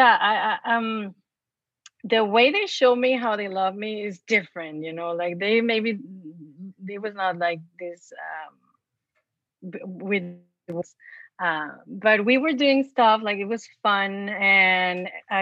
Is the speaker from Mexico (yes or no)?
yes; Mexico; moved away; because I was born and raised in Mexico. And so imagine in a small town